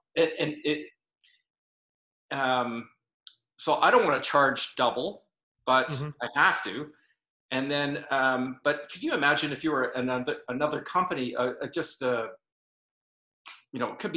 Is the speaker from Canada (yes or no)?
yes; Vancouver, British Columbia, Canada; also born or lived in United Kingdom; I was born and raised here, but I spent a lot of time in the UK.